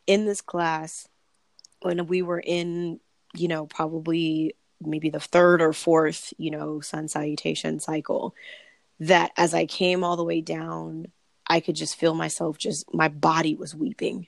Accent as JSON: {"language": "English", "town": "Long Beach", "region": "California", "country": "United States", "said": "I'm from Long Beach, California"}